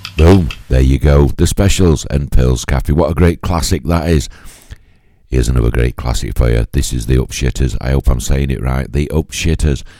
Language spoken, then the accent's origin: English; Yorkshire and the Humber, United Kingdom; I'm from Yorkshire